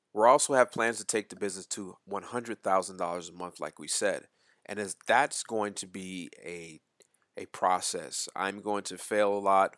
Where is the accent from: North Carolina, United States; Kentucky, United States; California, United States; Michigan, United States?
North Carolina, United States; Winston-Salem; moved away as an adult; also born or lived in Port Chester, New York; our family moved to the small town in Winston-Salem, North Carolina, and that is where I basically was raised. I went to high school, middle school, elementary school, all of that right there in Winston-Salem, North Carolina.